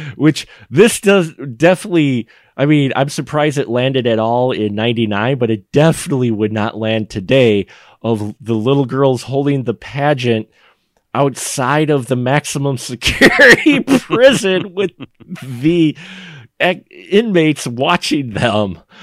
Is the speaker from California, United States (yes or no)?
no; Milwaukee, Wisconsin, United States; I'm in the s, middle of Wisconsin, and I'm from Milwaukee